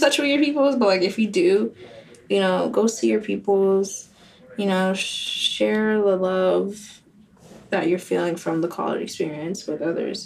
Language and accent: English; Boca Raton, Florida, United States; English is a second language; FAU was my safety school because I'm actually from Boca. So I actually wanted to leave Boca and go to a different area